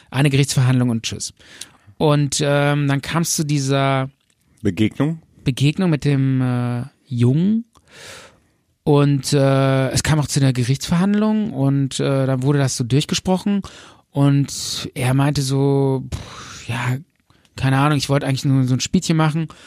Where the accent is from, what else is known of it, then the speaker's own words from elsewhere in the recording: Bonn, North Rhine-Westphalia, Germany; Wir kommen aus Bonn.